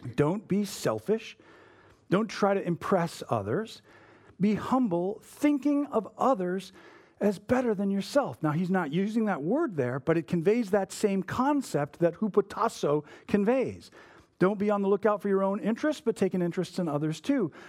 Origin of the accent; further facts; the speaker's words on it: United States; we are not good at as modern American evangelicals